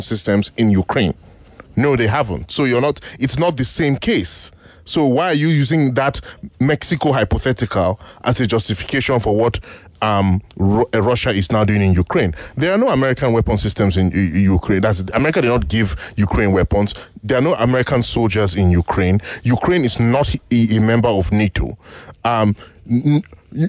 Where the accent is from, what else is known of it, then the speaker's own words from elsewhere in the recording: Nigeria; I'm a Nigerian.